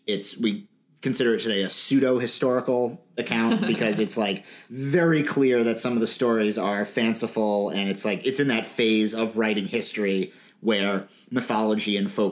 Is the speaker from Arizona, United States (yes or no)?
no; Long Island, New York, United States; I'm also from Long Island